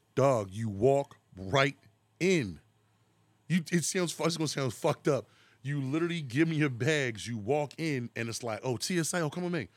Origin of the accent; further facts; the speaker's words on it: Philadelphia, Pennsylvania, United States; we're from Philadelphia, 'cause we say ball